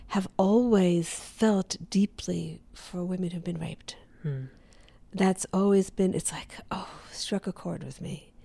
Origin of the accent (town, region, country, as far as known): the American South, United States; born there